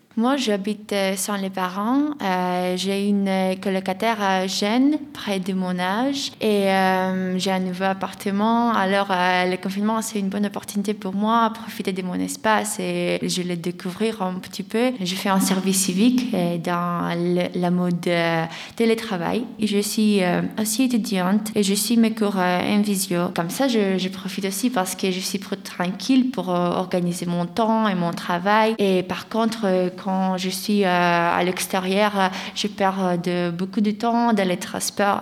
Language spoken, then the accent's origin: French; Greece; French is a second language; now in France; j'ai un accent un peu étranger et ils me demandent d'où tu viens et moi je dis de Grèce.